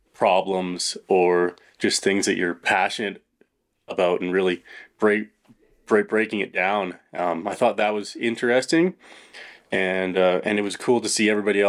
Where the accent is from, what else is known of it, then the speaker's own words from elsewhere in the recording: Chilliwack, British Columbia, Canada; I grew up in British Columbia, Chilliwack, BC